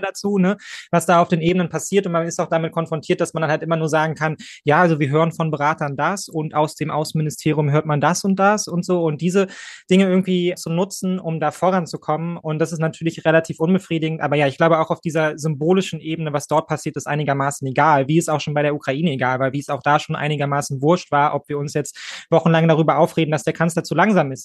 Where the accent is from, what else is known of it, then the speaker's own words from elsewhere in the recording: Germany; als Deutsche, als Bio-Deutsche